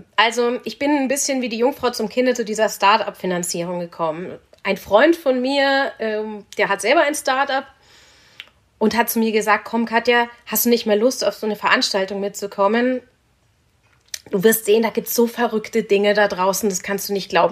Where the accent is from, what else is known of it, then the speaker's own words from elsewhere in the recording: Munich, Bavaria, Germany; Ich komme aus München, aus einer Münchner Unternehmersfamilie